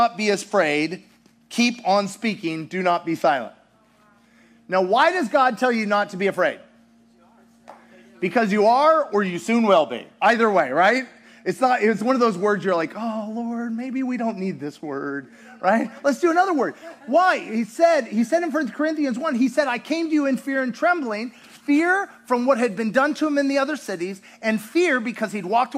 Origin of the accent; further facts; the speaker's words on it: United States; also born or lived in Russia; being American in Russia